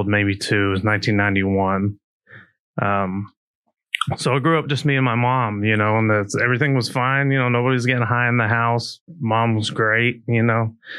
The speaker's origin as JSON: {"language": "English", "town": "Tulsa", "region": "Oklahoma", "country": "United States", "tie": "born or raised there", "said": "I grew up in Tulsa, Oklahoma"}